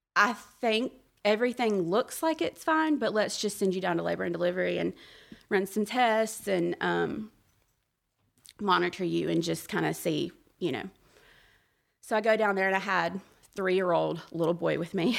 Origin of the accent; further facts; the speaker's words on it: Birmingham, Alabama, United States; I was born and raised in Birmingham